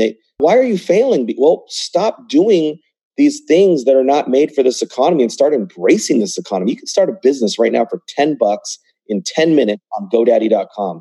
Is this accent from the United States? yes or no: yes; United States; I was born in the United States